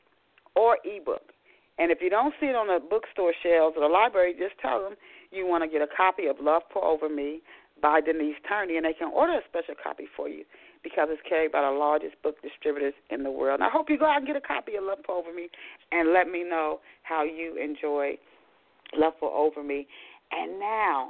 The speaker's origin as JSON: {"language": "English", "town": "Arnold", "region": "Maryland", "country": "United States", "tie": "born or raised there", "also_born_or_lived": "Pasadena, Maryland", "said": "I grew up in a small town in Maryland. It was called Arnold. We started out in Arnold, Maryland, then we moved to Pasadena"}